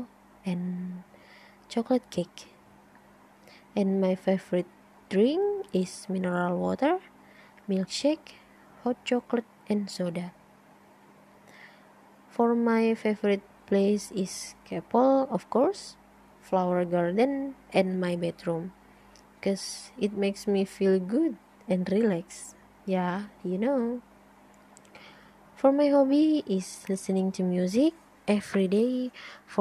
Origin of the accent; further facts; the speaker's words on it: Medan, North Sumatra, Indonesia; English is a second language; moved away as an adult; now in Jakarta, Indonesia; I was born in Medan, North Sumatra, on June 5, 1998